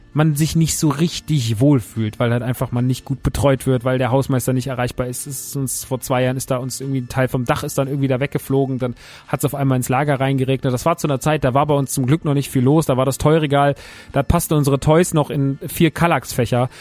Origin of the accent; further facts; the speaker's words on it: Rodgau, Hesse, Germany; wir sind mitten im Rottgau. Wir sind mitten da, wo ich groß geworden bin